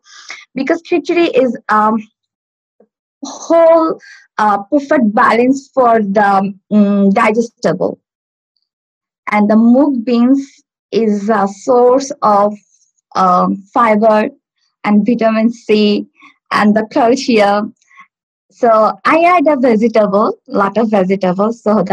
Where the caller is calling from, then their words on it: Stockport, North West England, United Kingdom; I'm calling from, I live in Stockport.